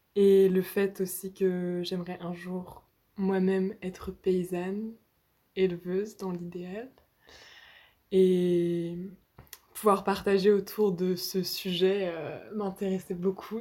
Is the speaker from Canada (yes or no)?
no; Nantes, Pays de la Loire, France; je viens de Nantes.